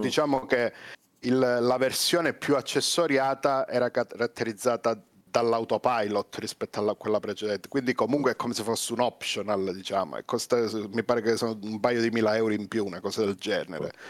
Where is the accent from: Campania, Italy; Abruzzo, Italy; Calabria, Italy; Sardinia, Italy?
Calabria, Italy; io sono calabrese